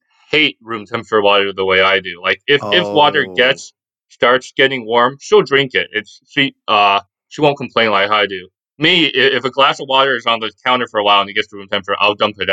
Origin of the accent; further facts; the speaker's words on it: the American South, United States; I grew up in the American South where it's just really hot all the time.